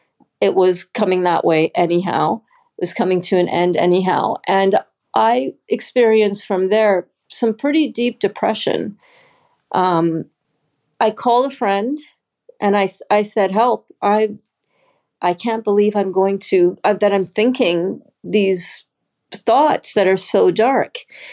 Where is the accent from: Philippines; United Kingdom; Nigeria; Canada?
Canada; also born or lived in Trinidad; I'm originally from Canada by way of Trinidad first, and then Canada.